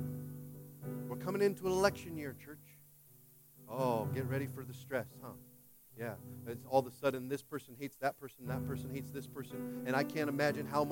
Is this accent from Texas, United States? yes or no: no; Washington, United States; now in California, United States; I'm from Washington